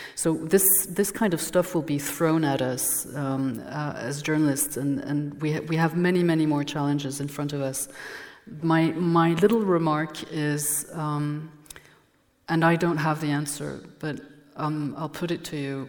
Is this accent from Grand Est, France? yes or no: no; Dijon, Bourgogne-Franche-Comté, France; first language French; English is a second language; I'm from Burgundy. I was born in Dijon. I'm French